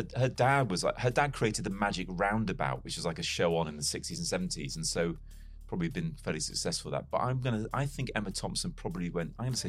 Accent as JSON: {"language": "English", "region": "Wales", "country": "United Kingdom", "tie": "born or raised there", "also_born_or_lived": "Chester", "said": "despite growing up in North Wales, England is not too far away from where I grew up. And I was actually born in Chester, which is where both my parents"}